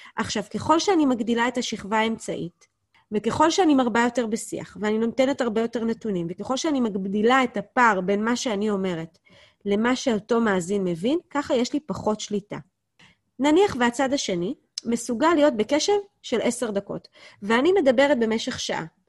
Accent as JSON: {"language": "Hebrew", "country": "Israel", "said": "אנחנו כישראלים"}